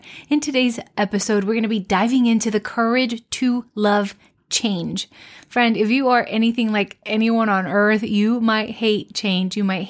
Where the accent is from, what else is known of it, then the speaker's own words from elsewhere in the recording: Mexico; I've lived in different country. Like I grew up in Mexico